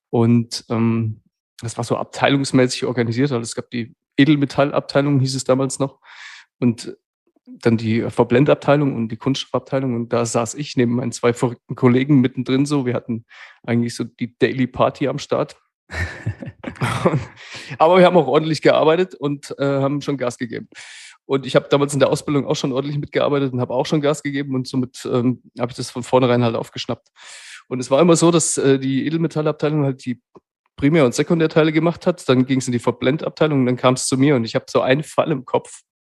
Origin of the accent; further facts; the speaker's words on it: Hesse, Germany; Also äh, hier anzukommen im Schwabenland als Hesse, als offener Hesse, äh